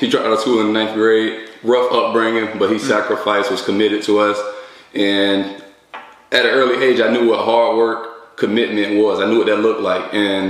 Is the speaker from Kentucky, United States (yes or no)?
no; West Palm Beach, Florida, United States; moved away as an adult; I'm from West Palm Beach, Florida, born and raised, went up to the University of Tennessee, played football, went over to Indianapolis, played professional there, played professional in Canada.